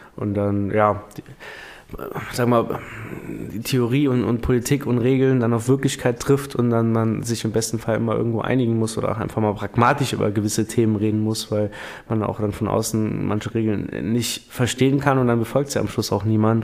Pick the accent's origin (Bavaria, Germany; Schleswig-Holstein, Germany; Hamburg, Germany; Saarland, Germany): Saarland, Germany; Primstal; bei uns in Prümster